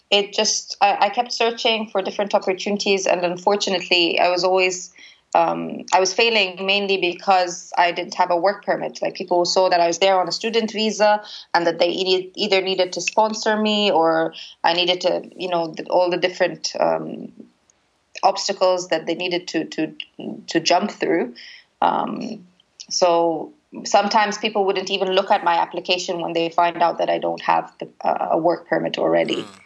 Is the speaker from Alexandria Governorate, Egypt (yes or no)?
no; Cairo, Cairo Governorate, Egypt; also born or lived in Toxteth, United Kingdom; I come from Cairo and I lived in Toxteth.